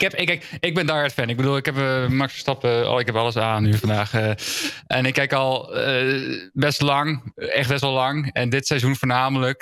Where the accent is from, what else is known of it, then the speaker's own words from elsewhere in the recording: Netherlands; we als Nederlanders